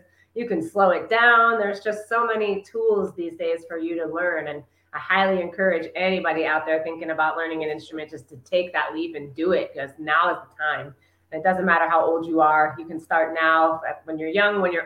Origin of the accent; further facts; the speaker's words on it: New Jersey, United States; now in Los Angeles, United States; we live in Los Angeles. We met in Los Angeles, but I'm from New Jersey.